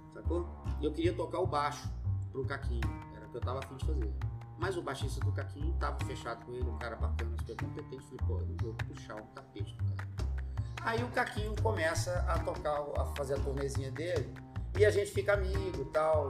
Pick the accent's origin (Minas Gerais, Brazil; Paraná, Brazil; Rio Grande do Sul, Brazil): Minas Gerais, Brazil; Belo Horizonte; moved away; also born or lived in Brasília; sou de BH, nasci lá. E desde criança minha mãe sempre fomentou em mim a questão da vida artística